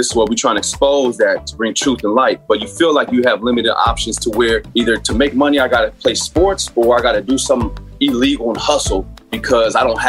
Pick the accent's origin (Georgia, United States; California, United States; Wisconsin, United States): California, United States; San Bernardino; I grew up in San Bernardino, which is inner city, much like Watts or Oakland, a lot of projects, a lot of poverty, and therefore a lot of the gangs.